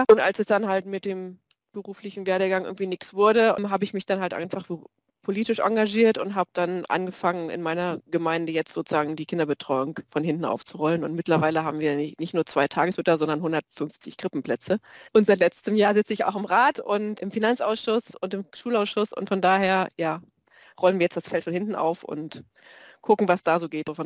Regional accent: East Germany, Germany; ich komme aus dem Osten, da ist das halt mit Grippe.

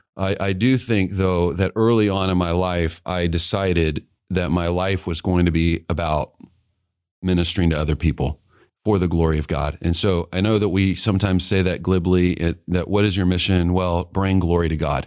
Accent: Kansas City, Missouri, United States; I grew up in Kansas City and yeah. um, moved there when I was in fourth grade

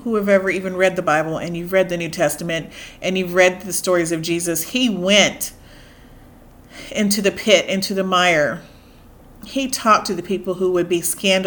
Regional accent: United States; I'm African American. I am very proud of my heritage

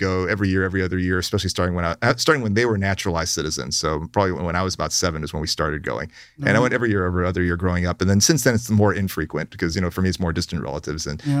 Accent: Hampton, Virginia, United States; also born or lived in Sydney, Australia; I grew up in Virginia, southeastern Virginia, Hampton. Right. Yeah, I was born in Australia, but then moved as an infant.

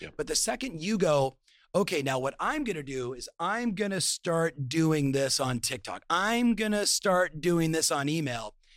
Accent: Southern California, United States; I'm born and raised in Southern California

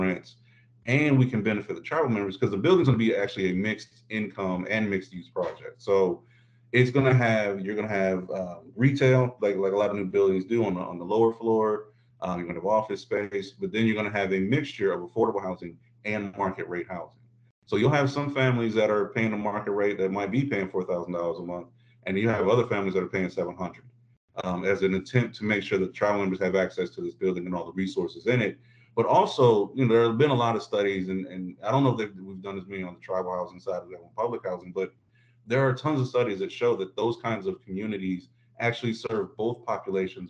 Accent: Midwest, United States; also born or lived in Florida; I'm from the Midwest.

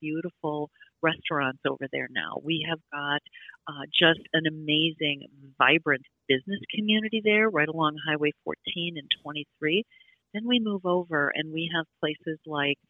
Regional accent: Lake Delton, Wisconsin, United States; born or raised there

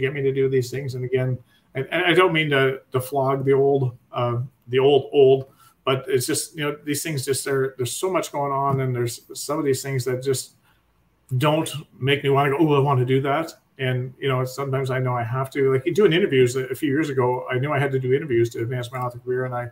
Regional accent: Canada; being a Canadian

